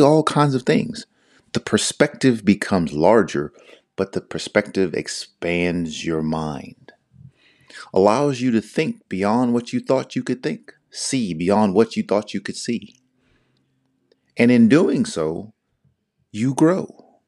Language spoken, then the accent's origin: English; Northern Virginia, United States; I'm from the Northern Virginia area, which is right outside D C, born and raised